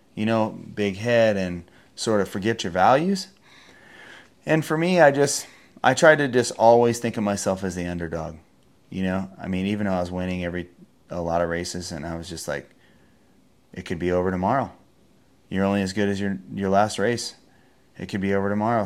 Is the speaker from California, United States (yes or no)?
yes; Encinitas, California, United States; also born or lived in San Francisco, California; I am from Encinitas, California